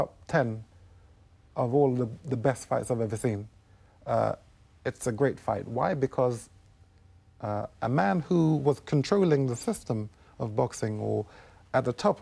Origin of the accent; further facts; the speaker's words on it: United Kingdom; I was born in the United Kingdom